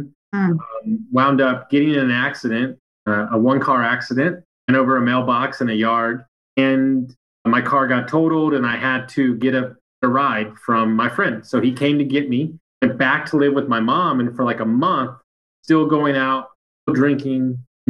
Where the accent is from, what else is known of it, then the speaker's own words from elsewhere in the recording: Sugar Land, Texas, United States; also born or lived in Fannett, Texas; We grew up in Sugar Land, which is probably the nicest neighborhood in all of Houston